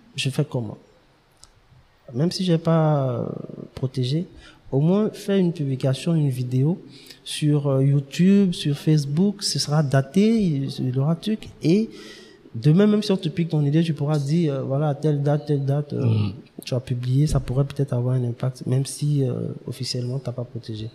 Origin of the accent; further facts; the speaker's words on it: Abidjan, Côte d’Ivoire; also born or lived in Dimbokro / Yamoussoukro / Toumodi; nous sommes venus à Abidjan, à depuis 95 euh, où j'ai fait pratiquement tout mon, mon cursus jusqu'à la classe de BTS.